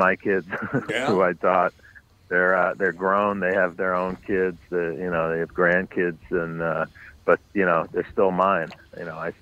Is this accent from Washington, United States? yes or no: no; New York City, New York, United States; I grew up on the Upper West Side, but north of 96th